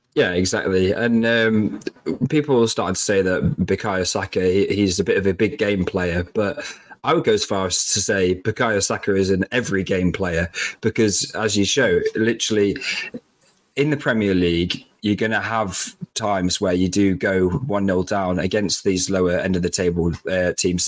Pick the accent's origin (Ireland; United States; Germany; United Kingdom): United Kingdom; Lincolnshire, East Midlands; we're not we're not from London, we're from Lincolnshire.